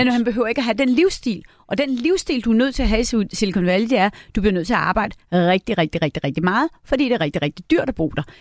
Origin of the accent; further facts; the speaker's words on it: Møn, Zealand, Denmark; moved away; Nu kommer jeg jo fra Møn, øh, hvor jeg er vokset op